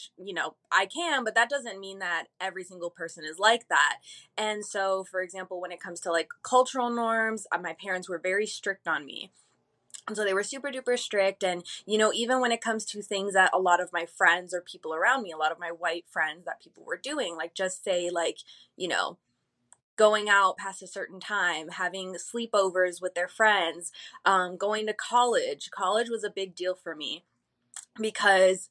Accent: Phoenix, Arizona, United States; also born or lived in Chicago, Illinois; Originally, I was born in Chicago, but I think around when I was like 7 or 8, I'm pretty sure I had my 8th birthday here in Phoenix

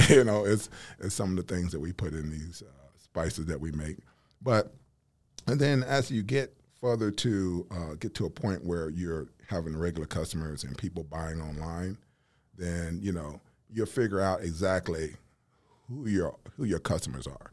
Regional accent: Nashville, Tennessee, United States; also born or lived in Huntsville, Alabama; I'm originally from Nashville, Tennessee

